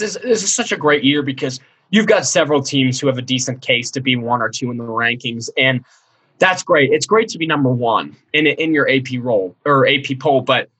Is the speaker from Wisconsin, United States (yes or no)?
no; Cincinnati, Ohio, United States; You know, I grew up in Cincinnati, so it's very hard for me to recognize Xavier.